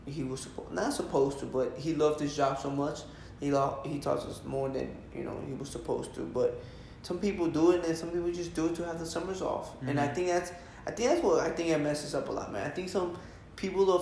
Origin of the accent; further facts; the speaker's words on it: Red Bank, United States; now in California, United States; when we're from Red Bank